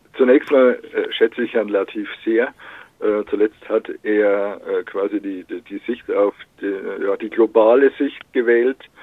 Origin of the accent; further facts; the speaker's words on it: Upper Palatinate, Northern Bavaria, Germany; moved away; in meiner Heimat in, Nordbayern, irgendwo in der Provinz, in, der Oberpfalz